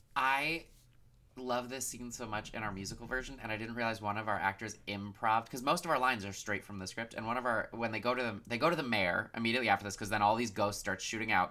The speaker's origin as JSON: {"language": "English", "region": "Michigan", "country": "United States", "said": "I'm from Michigan"}